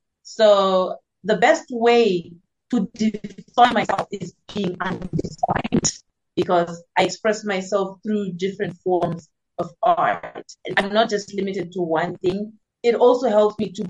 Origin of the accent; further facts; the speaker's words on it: Zimbabwe; now in South Africa; I am based in South Africa currently, but I am originally from Zimbabwe.